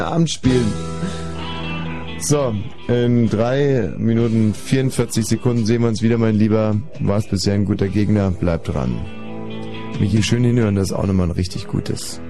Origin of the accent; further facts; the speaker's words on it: Landsberg am Lech district, Bavaria, Germany; ich bin im Landkreis Landsberg am Lech aufgewachsen